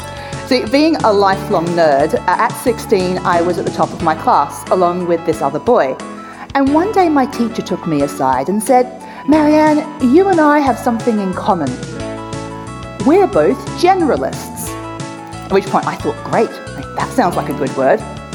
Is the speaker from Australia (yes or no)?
yes; Australia; See, I was born in Australia, but my father's English and my mum was from the little island of Mauritius. So I grew up speaking English and French with this sort of weird accent that didn't really fit anywhere in the world, especially not where I grew up.